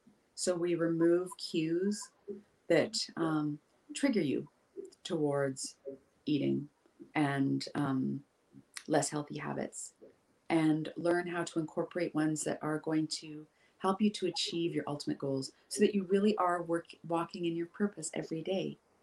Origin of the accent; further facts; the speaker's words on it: Pacific Northwest, United States; You can tell I grew up in the Pacific Northwest because I always use like forest analogies or beach analogies